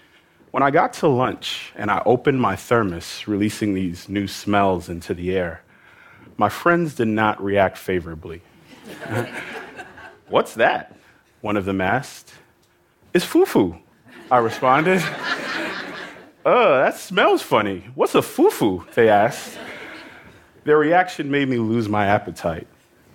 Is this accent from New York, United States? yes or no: yes; New York, United States; I grew up in New York, which is home to the largest number of immigrants anywhere in the United States.